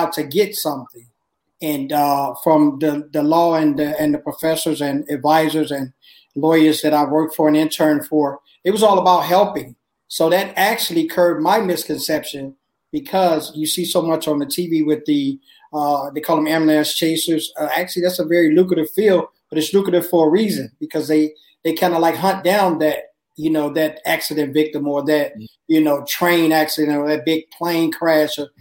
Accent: Chicago, Illinois, United States; I grew up in Chicago

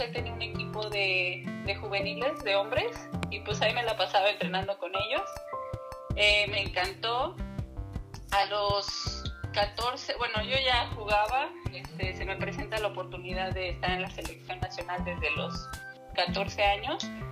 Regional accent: Mexico; soy, soy mexicano

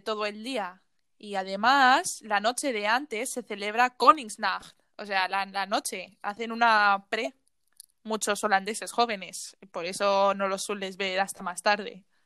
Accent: Spain; moved away as an adult; now in Netherlands; yo que vengo de España

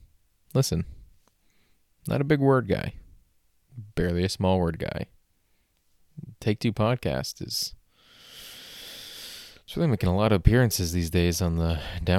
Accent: Canada; I think I've disgraced myself as a Canadian enough for one day

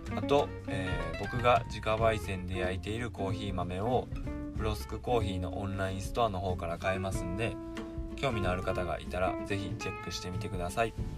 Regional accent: Mie, Japan; 僕三重県在住で地元は三重県で

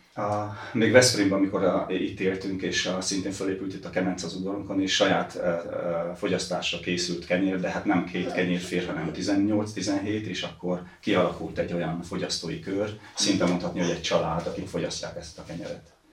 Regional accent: Transylvania, Székely Land, Romania; also born or lived in Balaton, Hungary; now in Hungary; Erdélyből származom, Székelyföldről

